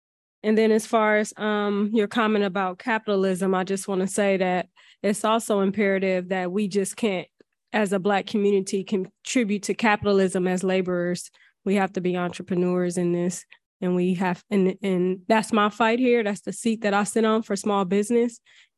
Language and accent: English; San Francisco, California, United States; I'm from Bayview, Hunters Point.